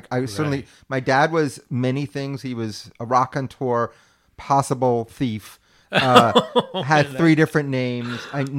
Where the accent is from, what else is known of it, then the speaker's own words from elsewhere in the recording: New York, United States; I was an only child. Yeah. I grew up in New York.